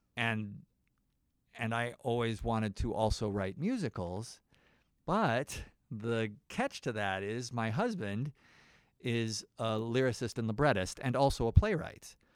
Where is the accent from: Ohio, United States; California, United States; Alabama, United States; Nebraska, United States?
Nebraska, United States; moved away; I'm from Nebraska.